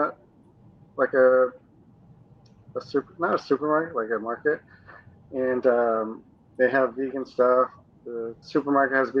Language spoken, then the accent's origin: English; Connecticut, United States; I'm actually from, a blue state. I'm from Connecticut